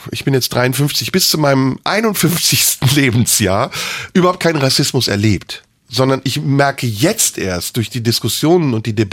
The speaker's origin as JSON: {"language": "German", "country": "Turkey", "first_language": "Turkish", "second_language": "German", "lives_now": "Germany", "said": "Natürlich bin ich Türke. In mir ist türkisches Blut, meine Eltern sind Türken, meine Muttersprache ist Türkin. Ich habe aber einen deutschen Pass."}